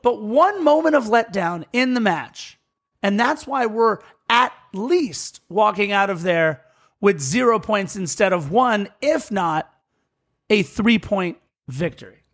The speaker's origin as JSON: {"language": "English", "country": "United States", "said": "me as an American soccer fan"}